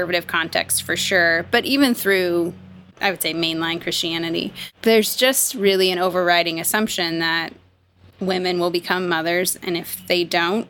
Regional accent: Midwest, United States; moved away; also born or lived in the South, United States; I grew up in the Midwest

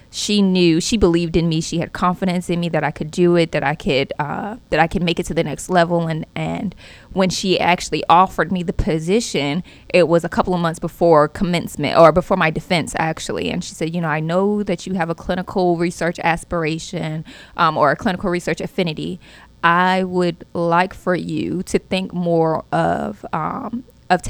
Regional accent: Centereach, New York, United States; moved away as an adult; now in North Carolina, United States; I graduated high school in Long Island, Center Reach of Long Island.

